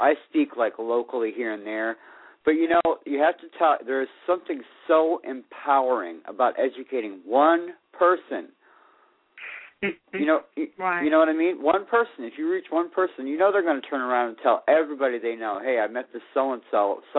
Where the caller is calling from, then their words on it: Florida, United States; Good evening. … in Florida.